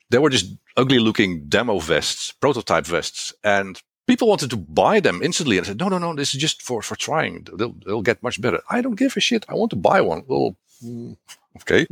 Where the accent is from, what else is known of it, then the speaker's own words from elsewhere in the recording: Netherlands; first language Dutch; English is a second language; I am from the Netherlands.